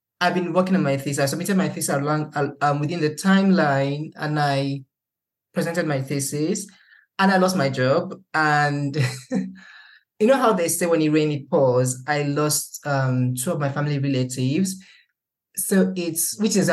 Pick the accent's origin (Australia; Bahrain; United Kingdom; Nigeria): Nigeria; moved away; living outside of the country as a Nigerian